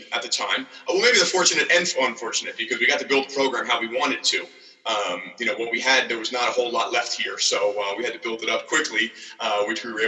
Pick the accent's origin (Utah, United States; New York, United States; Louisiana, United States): New York, United States; Rockland County; growing up in Rockland County, about an hour away from here